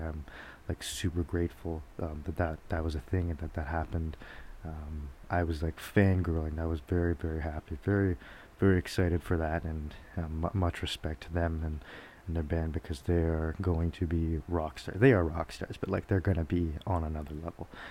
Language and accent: English; Georgetown, Ontario, Canada; moved away; back in my hometown in Georgetown